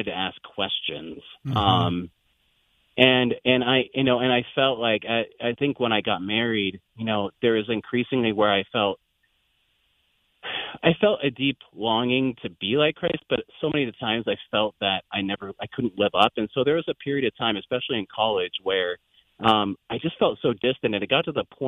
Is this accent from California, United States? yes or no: yes; Windsor, California, United States; moved away as an adult; now in Iowa, United States; we were born and raised about 45 minutes north of San Francisco. At the time, it was a very small rural area, just large fields, and, you know, houses